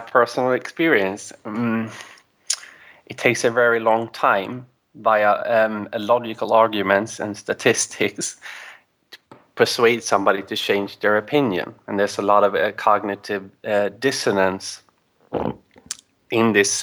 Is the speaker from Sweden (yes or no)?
yes; Sweden; English is a second language; I am from Sweden